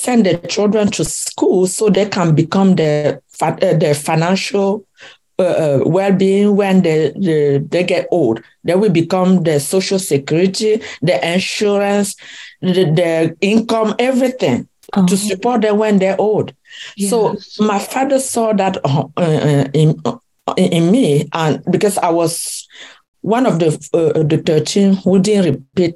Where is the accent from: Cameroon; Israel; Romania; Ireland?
Cameroon; West; moved away as an adult; now in United States; I was born in Cameroon, in the village of called Bankonji, in the west part of Cameroon. And I grew up in Cameroon, and in 1991 I moved to the US with my family